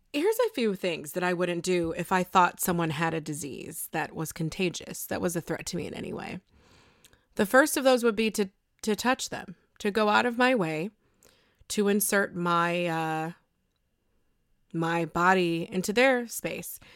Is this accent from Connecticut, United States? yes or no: no; Buffalo, New York, United States; I'm from Buffalo